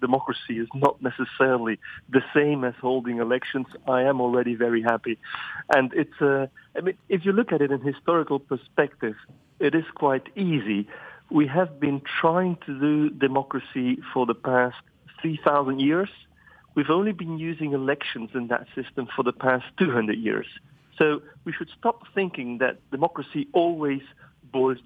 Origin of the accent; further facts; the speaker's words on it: Flemish countryside, Flanders, Belgium; I grew up on the Flemish countryside